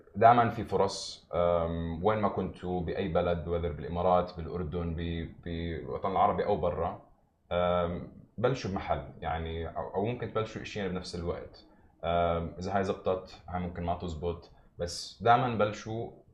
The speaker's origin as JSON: {"language": "Arabic", "town": "Nablus", "region": "West Bank", "country": "Palestine", "moved": "yes", "lives_now": "Dubai, United Arab Emirates", "said": "انا من مدينه من فلسطين اسمها نابلس"}